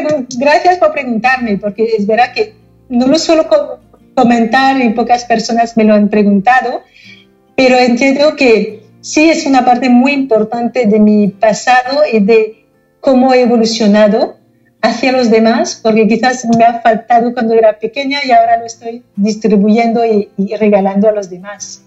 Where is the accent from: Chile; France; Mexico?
France; Paris, Île-de-France; Spanish is a second language; moved away as an adult; also born or lived in United States; now in Barcelona, Spain; nací en, Francia, no en París mismo, pero llegué a París cuando tenía un año, con lo cual he crecido en París